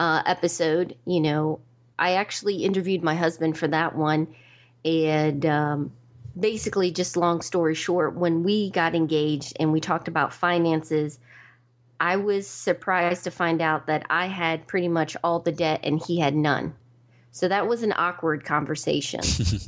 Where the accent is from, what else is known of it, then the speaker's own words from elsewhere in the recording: New York, United States; born there; also born or lived in Georgia / Maryland / Virginia; now in Raleigh, United States; I consider myself an East Coast girl. I was born in New York, lived in Georgia, Maryland, Virginia, and now I'm in Raleigh, North Carolina.